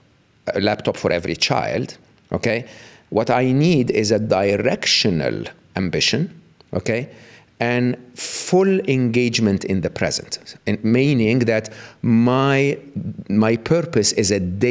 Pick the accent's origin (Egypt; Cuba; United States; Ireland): Egypt; moved away as an adult; I was born and raised in the East, in Egypt